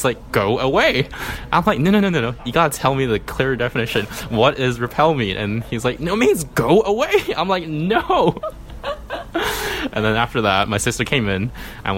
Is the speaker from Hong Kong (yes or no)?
yes; Hong Kong; I was born and raised in Hong Kong